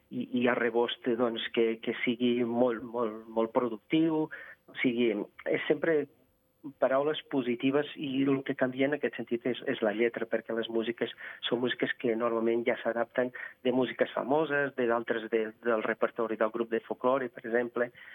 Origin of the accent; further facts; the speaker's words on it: Vila Praia de Âncora, Viana do Castelo, Portugal; Catalan is a second language; now in Andorra; Jo sóc de Vila Praia de Àncora, a prop de Viana do Castelo